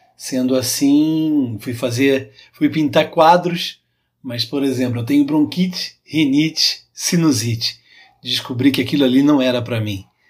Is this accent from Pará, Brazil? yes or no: no; Pirassununga, São Paulo, Brazil; accent: caipira; sou de Pirassununga, interior de São Paulo